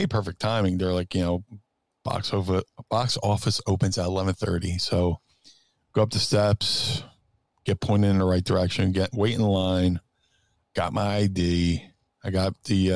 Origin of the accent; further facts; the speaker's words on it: United States; accent: American; they would hear our American accents